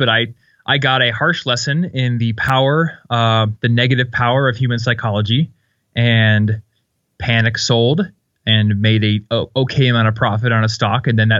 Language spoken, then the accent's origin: English; Iowa, United States; now in Denver, United States; I'm from Iowa, and they're like all over the place in Iowa, and I see them in Denver here too.